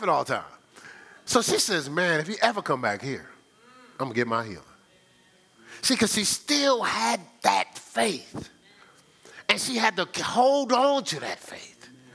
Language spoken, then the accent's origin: English; Newark, New Jersey, United States; also born or lived in Ohio; now in Charlotte, United States; where I was raised in Newark